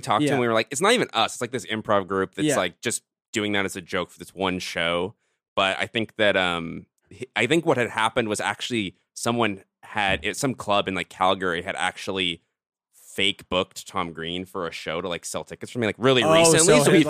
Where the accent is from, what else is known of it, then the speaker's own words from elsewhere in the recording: Cologne, North Rhine-Westphalia, Germany; I'm from Cologne. It's not like super